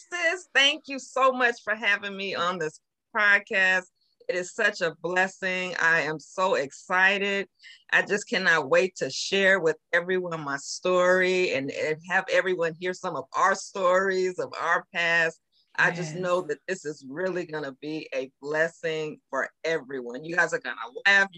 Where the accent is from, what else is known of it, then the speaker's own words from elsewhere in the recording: California, United States; moved away as an adult; now in Georgia, United States; I'm from California, as we talked about, and I recently moved to Georgia